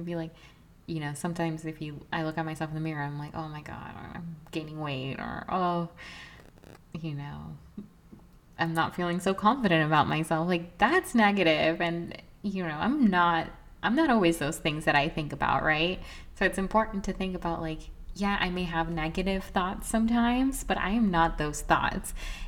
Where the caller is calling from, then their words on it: New York, United States; I'm watching from New York.